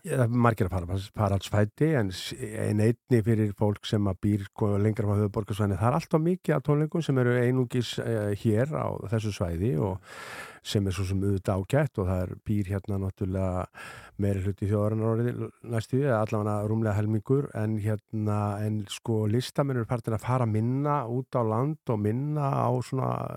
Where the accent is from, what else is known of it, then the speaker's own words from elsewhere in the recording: Ísafjörður, Westfjords, Iceland; ég er alveg upp á Ísafjörði